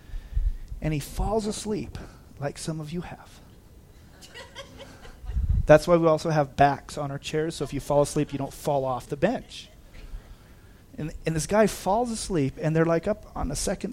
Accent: Big Bear Lake, California, United States; I've been here since 1977, so this is my hometown

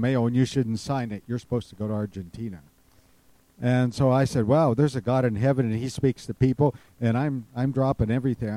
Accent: Running Springs, California, United States; I grew up in Running Springs as a baby. And I was born and raised there.

